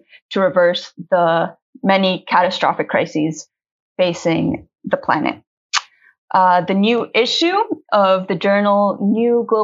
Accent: Colombia; I'm an activist from Colombia with a background in agrarian organizing

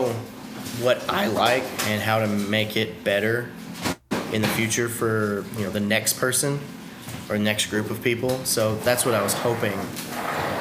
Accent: Fayetteville, Tennessee, United States; moved away as an adult; also born or lived in Las Vegas, Nevada; My hometown being Fayetteville, Tennessee.

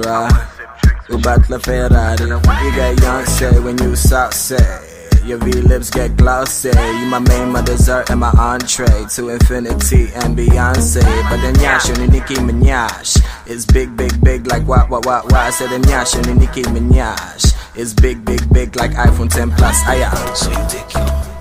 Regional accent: Botswana

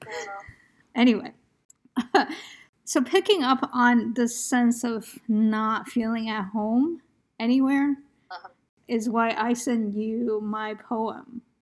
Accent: United States; I'm Asian American

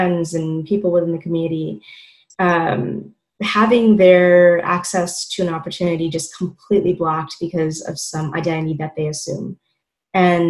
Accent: New York City, New York, United States; born and raised in Queens

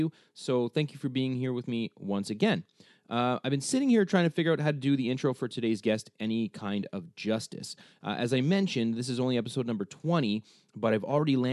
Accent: Canada; also born or lived in Cambridge, Ontario; us both being Canadian

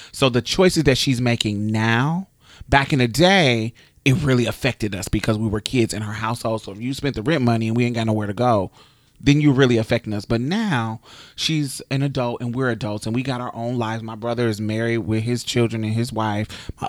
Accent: Indianapolis, Indiana, United States; in my mother's city, I'm from Indianapolis.

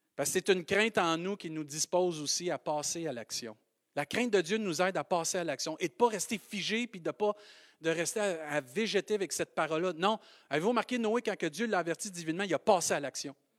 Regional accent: Saint-Hyacinthe, Quebec, Canada; accent: Maskoutain; J'ai un accent euh, Mascoutin

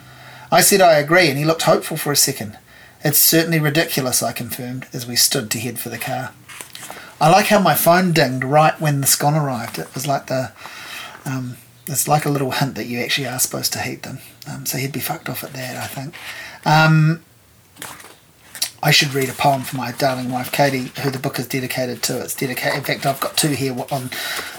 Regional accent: Hawke's Bay, New Zealand; moved away as an adult; now in Wellington, New Zealand; I moved to Wellington in 1995 from growing up in Hawke's Bay.

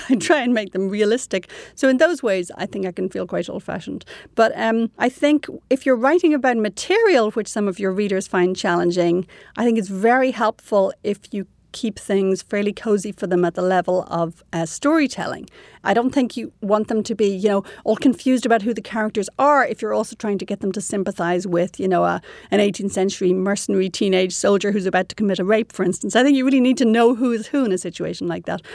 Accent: Ireland; moved away as an adult; now in Canada; I was raised quite prudishly in Ireland

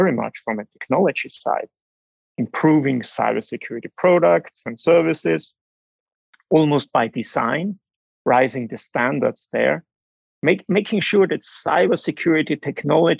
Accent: Austria; moved away; I grew up in the Austrian mountains

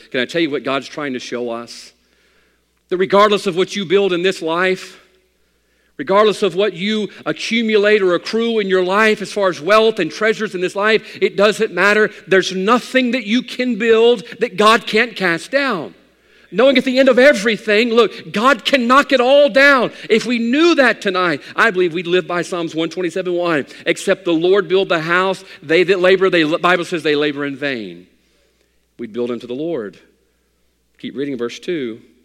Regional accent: United States

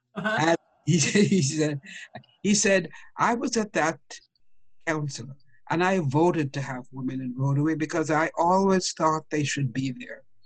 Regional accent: Jamaica; I grew up in Jamaica

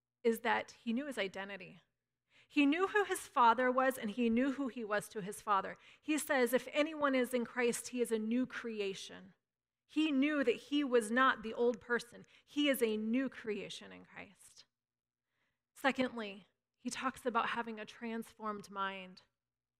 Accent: Northern California, United States; I'm a Northern Californian

